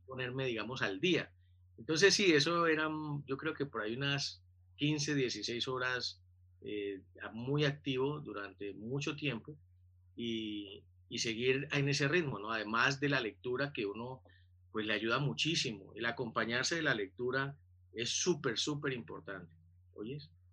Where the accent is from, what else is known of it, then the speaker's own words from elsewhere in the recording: Buenaventura, Valle del Cauca, Colombia; moved away as an adult; also born or lived in Cali; soy de Buenaventura, y a los 20 años, cuando estaba en tercer semestre de mi primera carrera, tomé la decisión de, de pedir el traslado a la Universidad del Valle en Cali